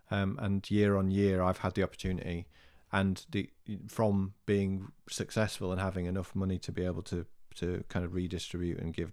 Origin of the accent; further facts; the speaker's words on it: Birstall, Yorkshire and the Humber, United Kingdom; So there, there is a race in Birstall, my hometown, called the Run for Jo